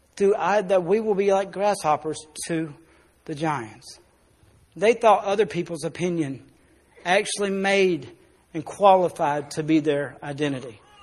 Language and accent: English; South Arkansas, United States; we're born in South Arkansas